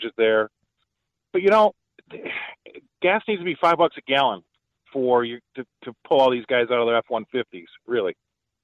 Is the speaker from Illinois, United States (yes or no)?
yes; Illinois, United States; also born or lived in Arizona; now in Indiana, United States; my home state. Well, I'm in Indiana now, but I used to be in Illinois.